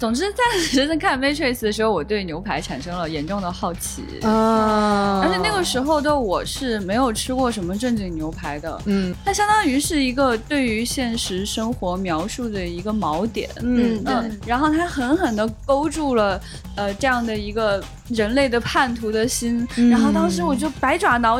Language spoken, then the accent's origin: Chinese; northern China, China; 我作为一个北方人